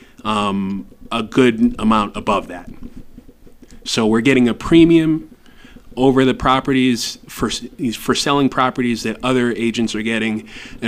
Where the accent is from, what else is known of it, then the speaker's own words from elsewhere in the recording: United States; moved away as an adult; now in Ecuador; we are from the United States and are English speakers